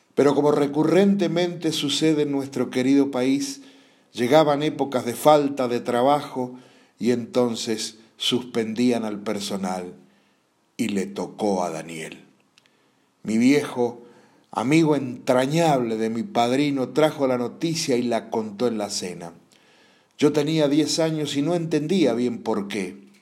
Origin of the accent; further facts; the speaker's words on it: Godoy Cruz, Mendoza, Argentina; En mi barrio natal, el bancario de Godoy Cruz